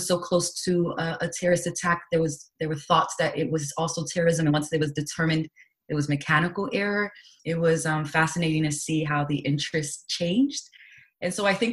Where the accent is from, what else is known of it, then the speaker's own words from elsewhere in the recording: New York City, New York, United States; moved away as an adult; now in Washington, D.C., United States; I was born and raised in New York City, and I currently live in Washington, D.C.